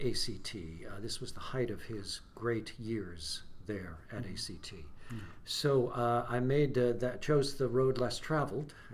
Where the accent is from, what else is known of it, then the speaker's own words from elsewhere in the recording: Mineola, New York, United States; also born or lived in Clinton, New York; I grew up on Long Island near New York